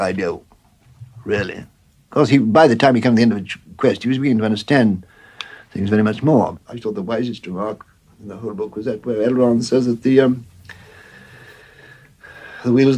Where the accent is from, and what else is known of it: Warwickshire village, West Midlands, United Kingdom; born or raised there; also born or lived in Bloemfontein, South Africa